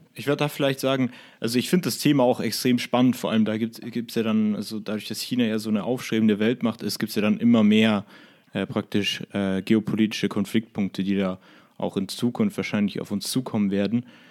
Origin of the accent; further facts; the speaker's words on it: Germany; als Deutscher